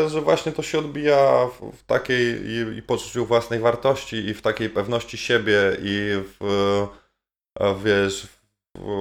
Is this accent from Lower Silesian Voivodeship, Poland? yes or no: no; Halinów, Masovian Voivodeship, Poland; moved away; also born or lived in Warsaw; pod miastem, w sensie w Halinowej w Sulejówku. Halinów był wtedy w zasadzie taką wioską pod miastem. Na tyle blisko Warszawy